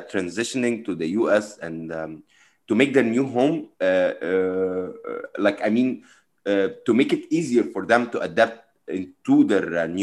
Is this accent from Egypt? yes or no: yes; Egypt; now in United States; I came from Egypt as well